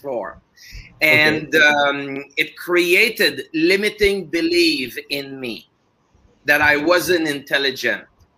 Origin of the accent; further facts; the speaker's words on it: Montreal, Quebec, Canada; first language French; English is a second language; moved away; I'm originally from Canada, Montreal, actually. So I speak French as a first language